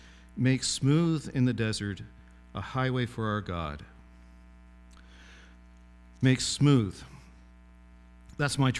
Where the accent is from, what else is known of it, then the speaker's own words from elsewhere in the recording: Glenwood, Nova Scotia, Canada; moved away; my hometown, which was a village of about 50 people called Glenwood